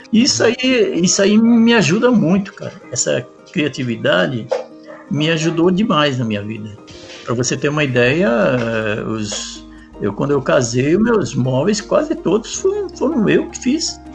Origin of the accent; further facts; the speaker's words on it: Apucarana, Paraná, Brazil; moved away as an adult; now in São Paulo, Brazil; eu nasci em Apucarana, no estado do Paraná